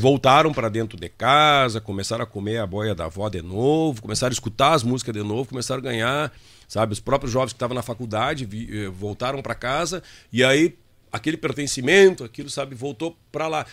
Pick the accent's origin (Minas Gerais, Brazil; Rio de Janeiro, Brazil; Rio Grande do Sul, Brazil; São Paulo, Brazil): Rio Grande do Sul, Brazil; Itaqui; eu sou de Itaqui